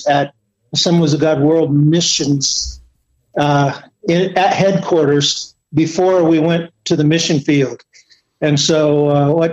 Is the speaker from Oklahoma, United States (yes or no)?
yes; Stillwater, Oklahoma, United States; moved away as an adult; I was born in Stillwater, Oklahoma. Grew up on a dairy farm.